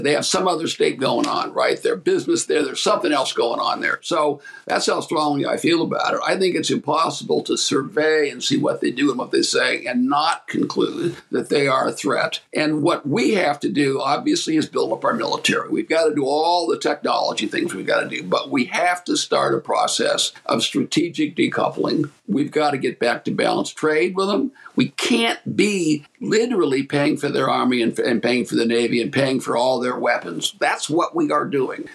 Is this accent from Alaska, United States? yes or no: no; Ashtabula, Ohio, United States; Ashtabula, my hometown